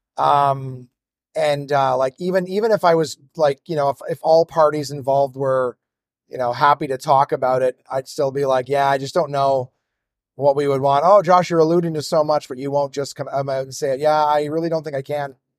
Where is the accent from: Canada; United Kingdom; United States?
Canada; Ottawa, Ontario; my hometown of Ottawa